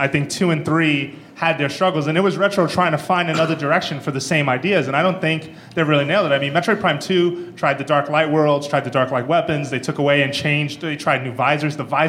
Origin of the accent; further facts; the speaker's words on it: Puerto Rico; Soy de Puerto Rico.